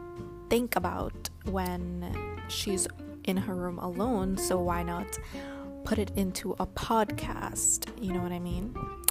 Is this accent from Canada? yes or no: no; Trinidad & Tobago; I'm a Trinidadian